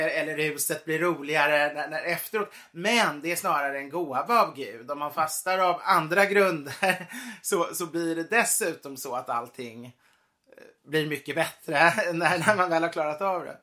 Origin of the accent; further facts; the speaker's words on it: Sweden; min familj har ju varit katolik så många generationer så man känner sig mm. inte alltid helt som svensk fast vi är svenskar.